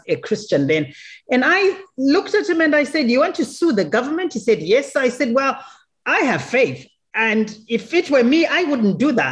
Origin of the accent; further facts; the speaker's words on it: Zimbabwe; I am a Zimbabwean, born in Zimbabwe